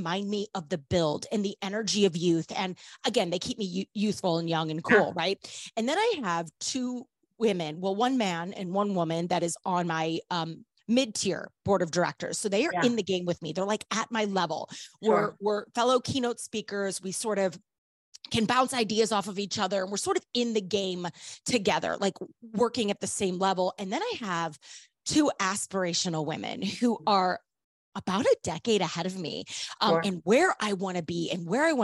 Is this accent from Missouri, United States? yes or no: yes; St. Louis, Missouri, United States; I'm born and raised in St. Louis, Missouri